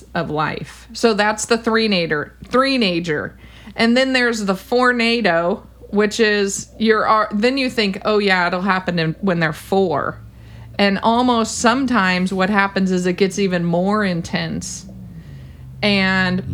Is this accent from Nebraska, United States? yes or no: no; California, United States; I'm a Californian